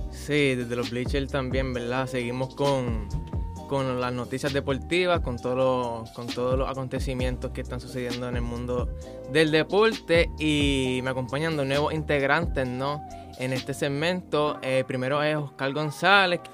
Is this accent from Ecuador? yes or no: no; Colombia; moved away; estoy en mi primer año. Ahorita tengo 17 y soy de Colombia